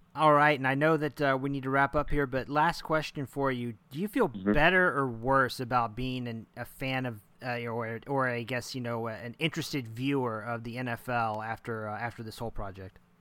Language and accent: English; Oklahoma, United States; moved away; I'm from Oklahoma originally.